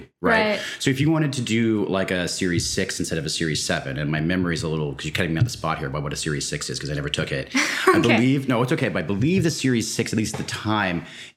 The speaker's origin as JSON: {"language": "English", "town": "New York City", "region": "New York", "country": "United States", "tie": "born or raised there", "also_born_or_lived": "West Coast of the United States", "moved": "as an adult", "said": "I grew up in and around New York City"}